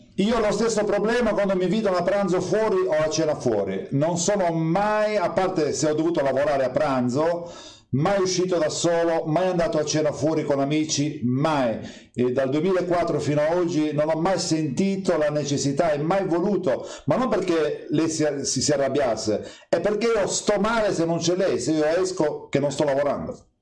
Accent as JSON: {"language": "Italian", "region": "Sardinia", "country": "Italy", "said": "io sono sardo"}